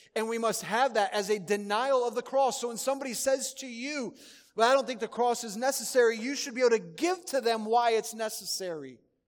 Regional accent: Schererville, Indiana, United States; moved away; I grew up in Northwest Indiana

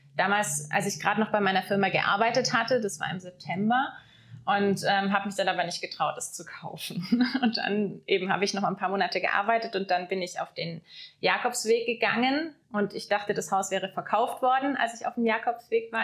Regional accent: Lake Constance, Baden-Württemberg, Germany; moved away as an adult; also born or lived in Munich; now in Black Forest, Germany; ich bin am Bodensee aufgewachsen, ja. habe dort auch die ersten 19 Jahre bis zum Abitur verbracht.

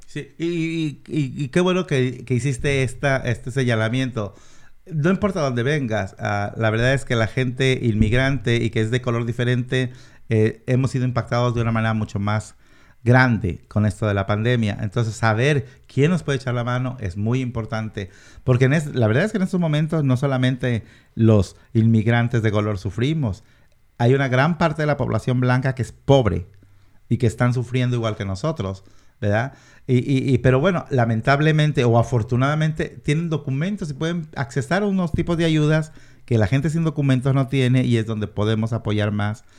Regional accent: Mexico; now in Washington, United States; yo soy mexicano nací en México, mi familia entera es mexicana

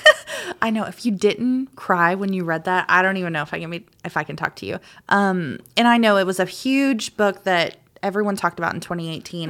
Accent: Macon, Georgia, United States; also born or lived in Claxton, Georgia; I lived right out, out, right outside of Macon when I grew up. I was born in Claxton, Georgia

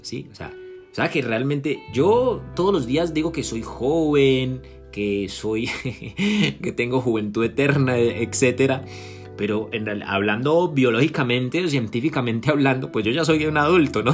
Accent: Colombia; en mi país natal, en Colombia

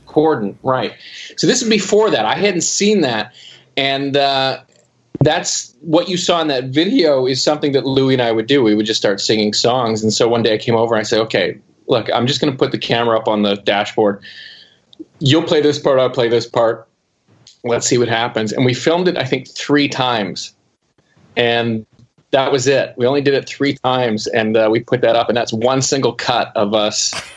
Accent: Canada; as a Canadian

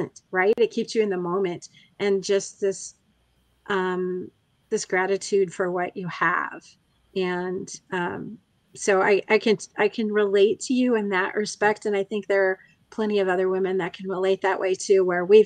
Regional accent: United States; Even though I was born in the United States

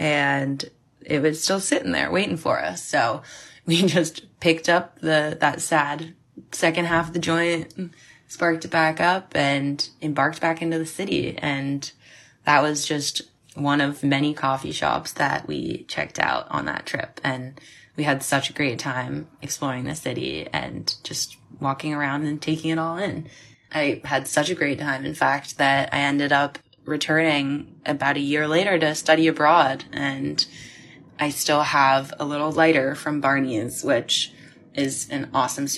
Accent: California, United States; my home state

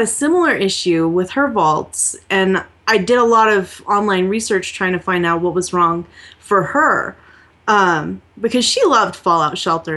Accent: New Mexico, United States; I'm from New Mexico.

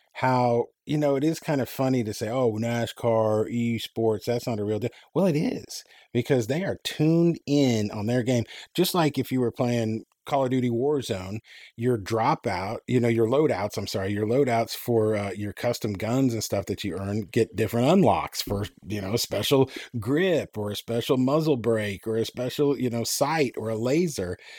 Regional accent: Enid, Oklahoma, United States; I lived at my hometown, shout out, had, uh, Vance Air Force Base

